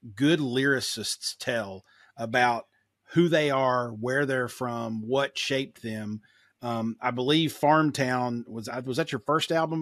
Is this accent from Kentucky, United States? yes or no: yes; Kentucky, United States; I grew up in Kentucky, too